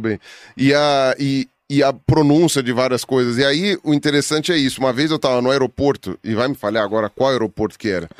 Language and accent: Portuguese; Brazil; also born or lived in Patagonia, Argentina; eu sou brasileiro